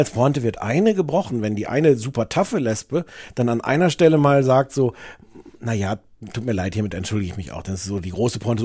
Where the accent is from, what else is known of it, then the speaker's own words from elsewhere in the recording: Osnabrück, Lower Saxony, Germany; ich komme aus Osnabrück